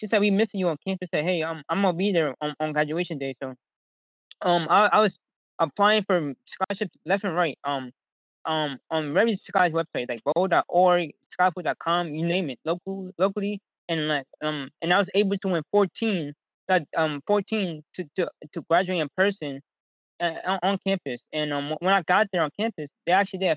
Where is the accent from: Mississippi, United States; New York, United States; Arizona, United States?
New York, United States; New York City; growing up in Harlem